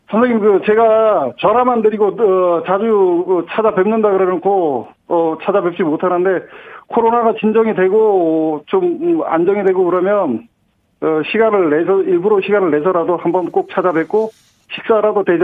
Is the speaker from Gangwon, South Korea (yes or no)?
yes; Gangneung, Gangwon, South Korea; moved away; 강릉이요. 아. 강릉인데